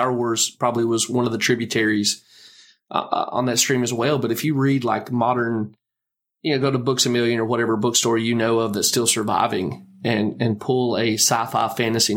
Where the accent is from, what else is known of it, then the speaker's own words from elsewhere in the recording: United States; our country, the United States of America